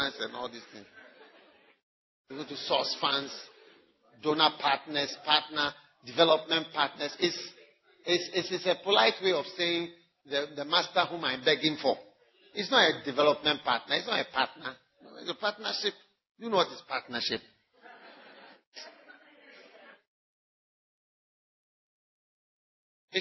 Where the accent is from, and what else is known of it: Ghana; first language English